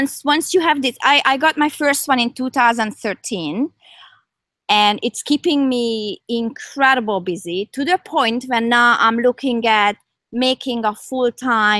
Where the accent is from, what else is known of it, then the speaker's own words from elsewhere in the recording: Hungary; also born or lived in Toronto area, Canada; now in Canada; I'm from Hungary. So my roots are here